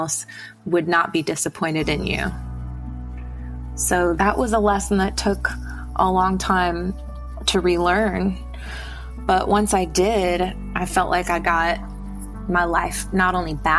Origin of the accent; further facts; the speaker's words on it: Illinois, United States; I'm from Illinois originally